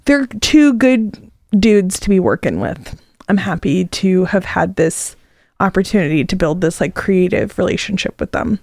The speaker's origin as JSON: {"language": "English", "town": "Arcola", "region": "Illinois", "country": "United States", "tie": "born or raised there", "moved": "as an adult", "lives_now": "Champaign-Urbana, United States", "said": "I moved back to the area from my hometown of Arcola"}